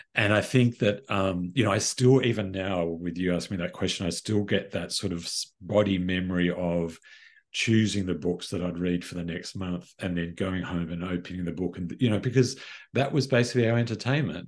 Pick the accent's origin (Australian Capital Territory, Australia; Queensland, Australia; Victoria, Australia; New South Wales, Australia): New South Wales, Australia; Sydney; I grew up in Sydney